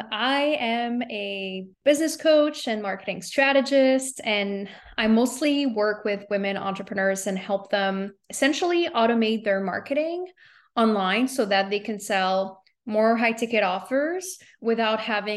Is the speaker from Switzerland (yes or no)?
no; Montreal, Quebec, Canada; moved away as an adult; also born or lived in New York City; now in United States; I'm from Montreal.